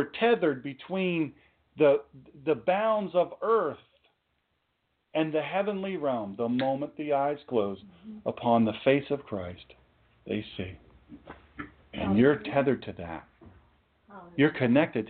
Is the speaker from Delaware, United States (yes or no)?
yes; Sussex County, Delaware, United States; I'm just an old country boy. I'm from Sussex County, Delaware